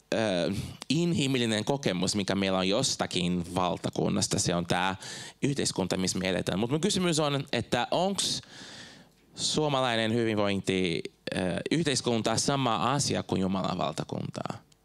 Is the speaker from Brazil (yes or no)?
yes; Brazil; Finnish is a second language; moved away as an adult; now in Finland; Mä oon Brasiliasta kotoisin, mä muutin tänne joskus 2006